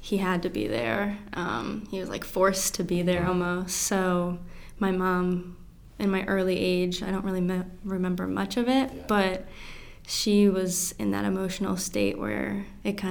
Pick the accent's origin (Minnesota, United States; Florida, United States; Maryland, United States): Maryland, United States; Ellicott City; I grew up in Ellicott City. So about like 30 minutes from here, Howard County.